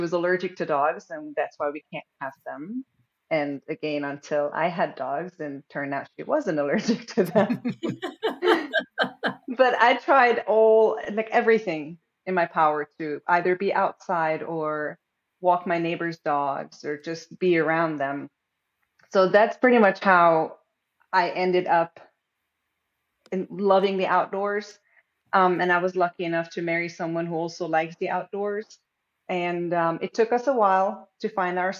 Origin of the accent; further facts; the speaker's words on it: Hungary; now in North Carolina, United States; I'm originally from Hungary, and I've been in the States for way too long